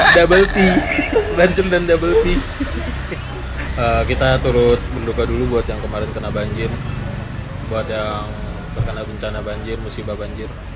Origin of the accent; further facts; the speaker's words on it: Bekasi, West Java, Indonesia; gue dari Bekasi dari dulu kan gue tinggal di Pondok Gede Permai